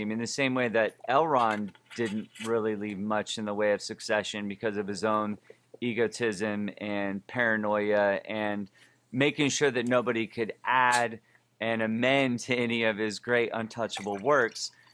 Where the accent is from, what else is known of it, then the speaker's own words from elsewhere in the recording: Oakland, California, United States; I'm from Oakland, California